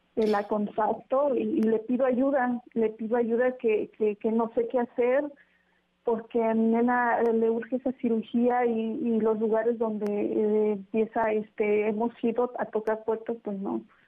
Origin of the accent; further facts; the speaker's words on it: Huajuapan de León, Oaxaca, Mexico; nosotros somos originarios de Guajuapan de León